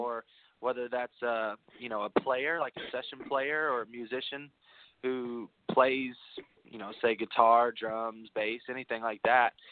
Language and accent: English; Bowling Green, Kentucky, United States; also born or lived in Nashville, Tennessee; I'm from Bowling Green, Kentucky, which is just an hour north of Nashville